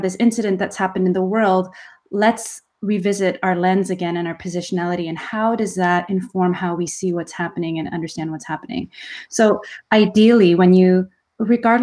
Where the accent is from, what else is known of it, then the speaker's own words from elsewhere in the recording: Canada; as a Canadian Korean